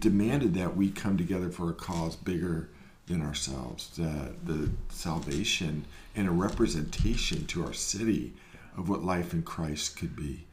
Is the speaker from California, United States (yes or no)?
yes; Marin, California, United States; also born or lived in San Francisco; I grew up in Marin